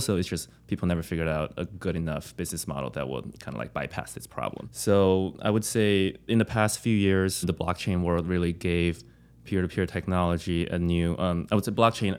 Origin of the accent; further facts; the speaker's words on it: New York, United States; also born or lived in San Francisco; I'm from New York